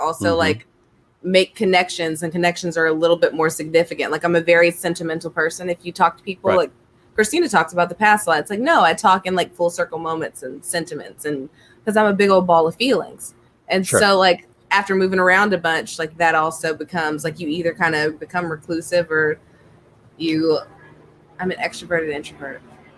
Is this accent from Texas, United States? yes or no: no; Columbus, Georgia, United States; And I grew up in Columbus and worked near the Army base. And like, man, it is wild growing up near an Army base.